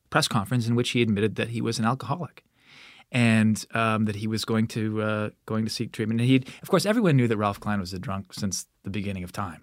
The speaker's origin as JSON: {"language": "English", "region": "Alberta", "country": "Canada", "tie": "born or raised there", "said": "I grew up in Alberta"}